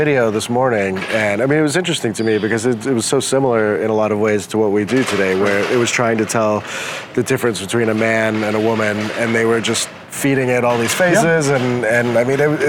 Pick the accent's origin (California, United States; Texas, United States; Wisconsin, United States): Texas, United States; West; I grew up in West Texas, and my parents were staunch atheists, and you know, everybody went to church